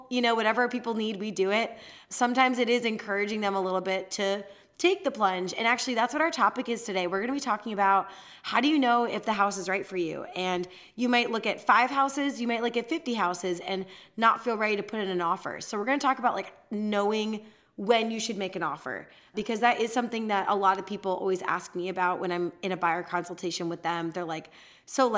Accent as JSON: {"language": "English", "town": "Chicago", "region": "Illinois", "country": "United States", "said": "I'm from Chicago"}